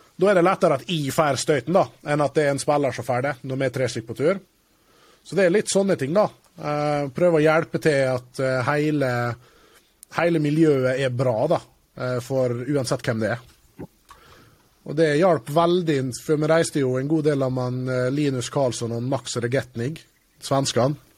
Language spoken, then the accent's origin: Norwegian; Norway; also born or lived in England; kommer fra Jantelovs-Norge